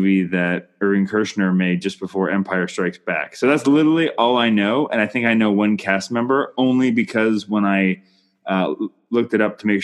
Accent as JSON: {"language": "English", "country": "Canada", "said": "I'm Canadian filmmaker"}